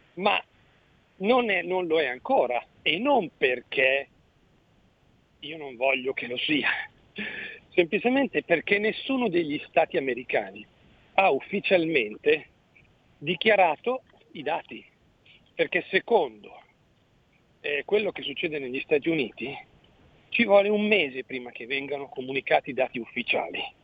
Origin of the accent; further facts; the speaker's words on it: Mantua, Lombardy, Italy; io sono di Mantova